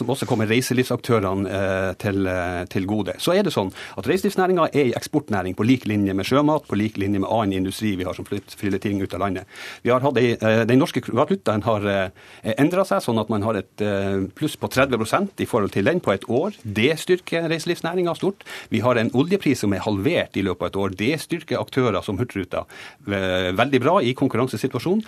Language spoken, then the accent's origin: Norwegian; Northern Norway, Norway; i Nord-Norge, der jeg kommer fra